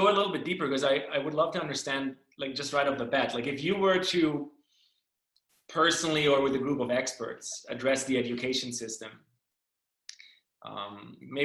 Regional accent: Germany; moved away; I grew up in Germany

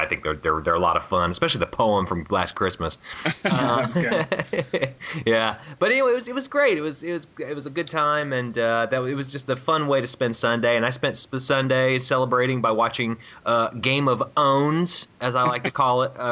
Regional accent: Virginia Beach, Virginia, United States; moved away; I'm originally from Virginia

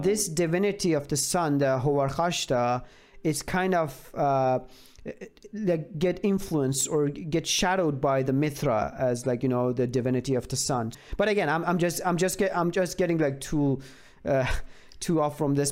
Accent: Iran; I'm from Iran

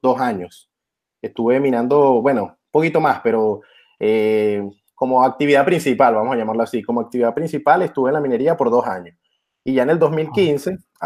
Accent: Venezuela; soy de Venezuela

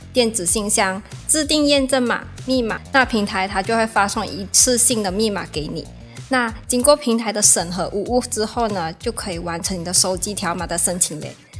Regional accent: Malaysia; now in Taiwan; 我来自马来西亚。那现在呢，是南台的研究生

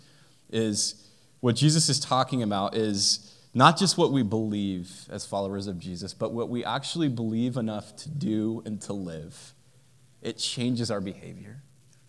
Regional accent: United States; I'm an American and happy to be an American

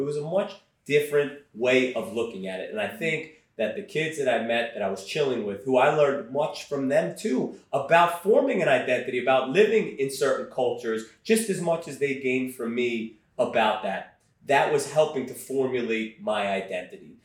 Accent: New York, United States; accent: Brooklyn; Growing up in Brooklyn during the, I, grew up, I was born in 78

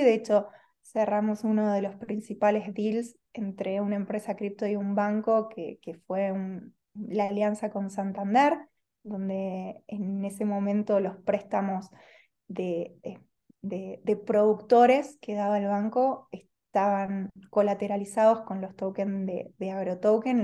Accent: Argentina; moved away as an adult; now in Spain; soy argentina, hace dos años estoy aquí en, eh, en España

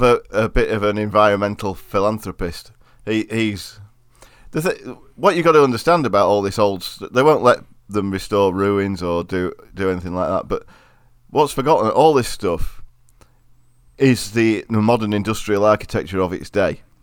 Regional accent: Derbyshire, East Midlands, United Kingdom; accent: Derbyshire; my accent's not that far fr-, removed from a Derbyshire accent

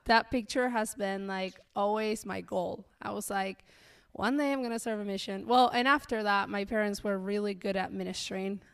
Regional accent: Colonia Segovia, Mendoza, Argentina; moved away as an adult; also born or lived in Peru; now in Kentucky, United States; I grew up in a very, very, very remote town called Colonia Segovia

